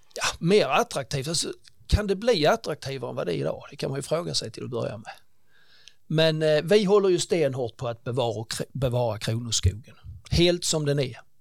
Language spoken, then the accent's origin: Swedish; Ängelholm, Skåne, Sweden; also born or lived in Tånga / Stockholm; jag är uppväxt ute i Tånga faktiskt och därefter i Ängelholm under många år